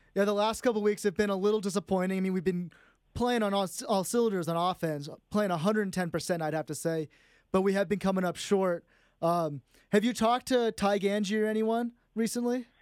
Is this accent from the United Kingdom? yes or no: no; San Jose, California, United States; moved away; I'm from San Jose, California